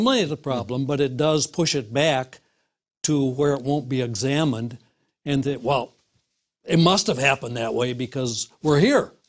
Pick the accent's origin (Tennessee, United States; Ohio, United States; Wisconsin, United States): Wisconsin, United States; in the Midwest, uh, Wisconsin